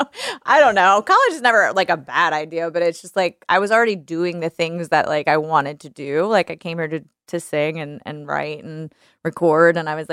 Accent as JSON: {"language": "English", "town": "New Orleans", "region": "Louisiana", "country": "United States", "tie": "born or raised there", "moved": "yes", "lives_now": "Nashville, United States", "said": "I learned a lot, I think, just like growing up in that, you know, in that culture and with those people."}